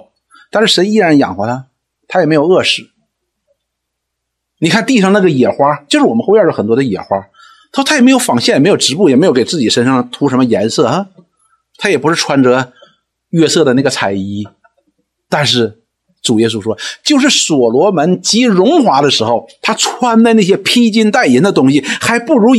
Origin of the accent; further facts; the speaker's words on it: China; 我们中国人追求一个境界，这个境界叫什么呢？叫泰山崩于前而色不变。